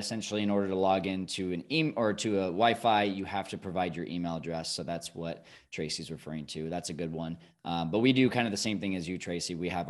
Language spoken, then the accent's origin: English; Tokyo, Japan; I'm from Tokyo and very familiar with the neighborhoods.